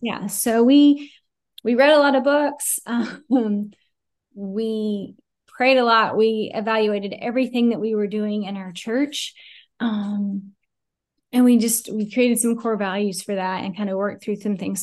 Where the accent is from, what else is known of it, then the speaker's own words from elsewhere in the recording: Asheville, North Carolina, United States; moved away as an adult; also born or lived in Fort Worth, Texas; now in Greensboro, United States; was born and raised in Asheville